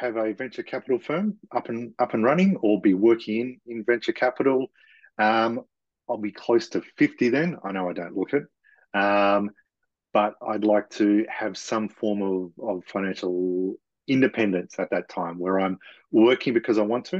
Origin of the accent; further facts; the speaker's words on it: Western Australia, Australia; now in Melbourne, Australia; I am from Melbourne, Australia, originally born in Western Australia. Grew up in country towns. I would describe it like the deep south of the United States.